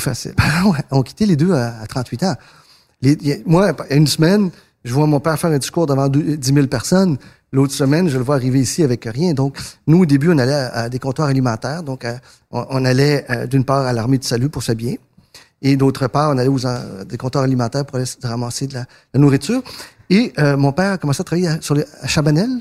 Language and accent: French; Quebec, Canada; born or raised there; French is a second language; also born or lived in northern Argentina